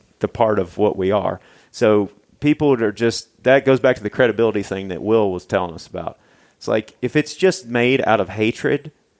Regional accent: Missouri, United States; I'm a redneck from Missouri, man.

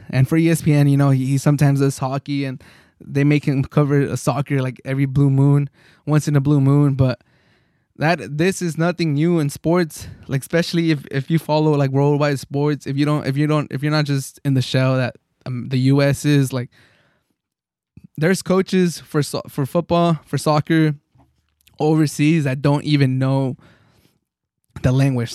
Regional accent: San Diego, California, United States; I'm from San Diego

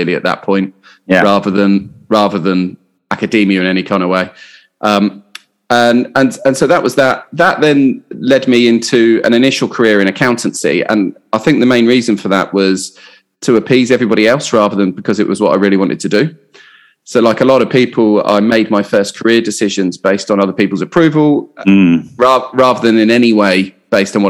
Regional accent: Hampshire, South East England, United Kingdom; moved away as an adult; also born or lived in Portsmouth / Southampton / London / Australia; I grew up in Hampshire, sunny Hampshire.

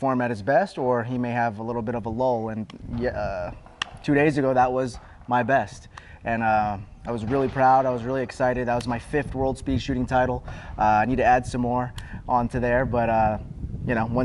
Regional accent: Georgia, United States; I'm from Georgia. It's a 2-hour drive

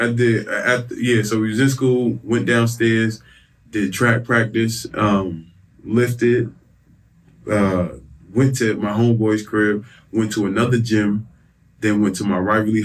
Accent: New York City, New York, United States; I'm from New York, from Staten Island, New York.

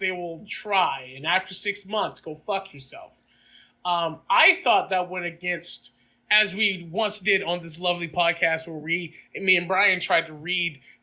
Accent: the South, United States; I'm from the South

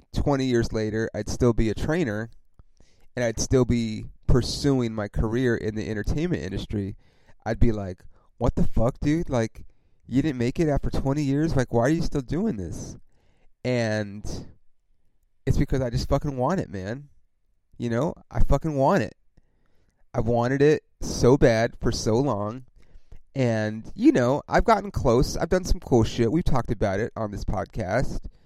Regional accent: Ontario, California, United States; also born or lived in East Los Angeles, California / Upland, California / San Bernardino, California / Corona, California; I grew up in Ontario, California, which if you don't know where that is, it's about 40 miles outside

